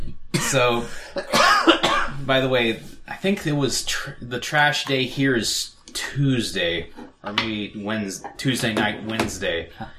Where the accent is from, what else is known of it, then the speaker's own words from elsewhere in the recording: Mount Vernon, Ohio, United States; I grew up in Mount Vernon.